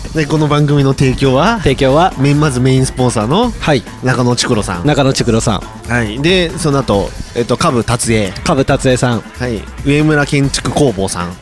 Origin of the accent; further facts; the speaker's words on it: Tokai, Aichi, Japan; 東海市民だからさ。